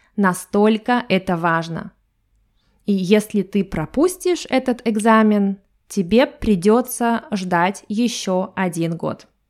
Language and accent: Russian; Russia; И я из России.